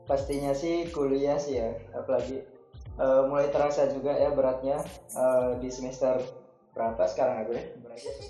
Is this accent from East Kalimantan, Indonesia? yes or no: no; Malang, East Java, Indonesia; dari Akuntansi 2019. Eh, kebetulan sama juga nih ya dengan Indi, dengan Sabel, aku juga berasal dari Malang.